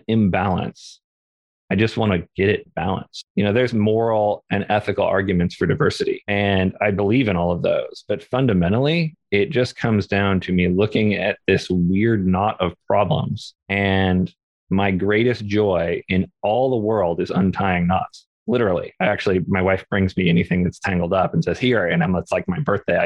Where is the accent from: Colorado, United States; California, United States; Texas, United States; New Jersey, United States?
California, United States; Orange County; also born or lived in Topanga, California; I grew up in a very non-diverse area. We had a pretty sizable Latinx community down in Orange County in California